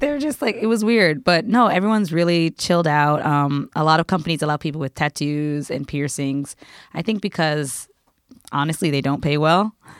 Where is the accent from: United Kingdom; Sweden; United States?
United States; now in Japan; I'm American